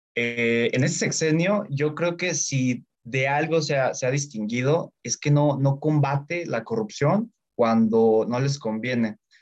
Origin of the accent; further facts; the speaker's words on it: Mexico; como mexicano